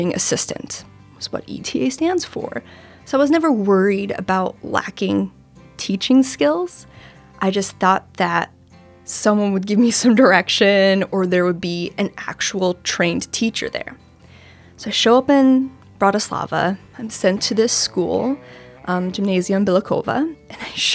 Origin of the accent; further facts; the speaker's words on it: North Dakota, United States; moved away as an adult; now in Washington, D.C., United States; I am originally from North Dakota, but I've lived on the East Coast since 2009, mostly in D.C.